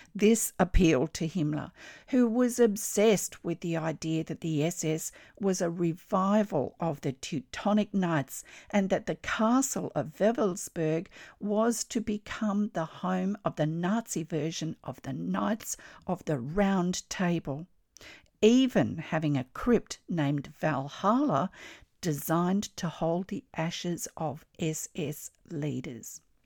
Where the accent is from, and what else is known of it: Australia